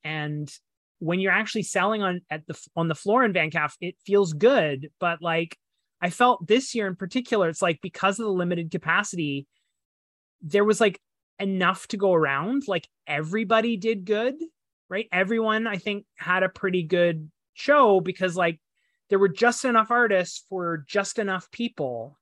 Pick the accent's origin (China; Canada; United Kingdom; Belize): Canada; as a Canadian